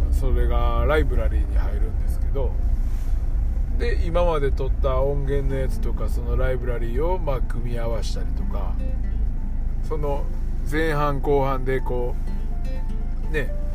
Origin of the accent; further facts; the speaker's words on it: Nara, Japan; now in Kizugawa, Japan; 僕はまあ出身奈良やから